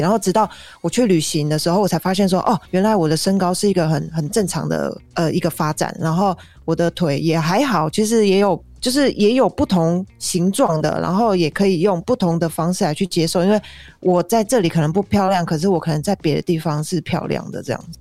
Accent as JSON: {"language": "Chinese", "country": "Taiwan", "moved": "yes", "said": "我是一个台湾人"}